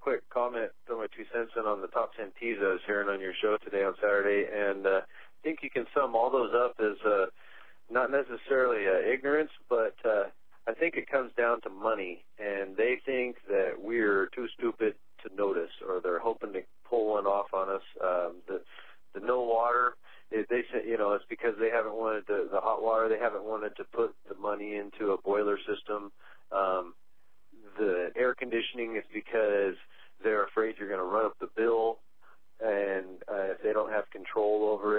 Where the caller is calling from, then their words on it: Missoula, Montana, United States; I'm calling from Missoula, Montana.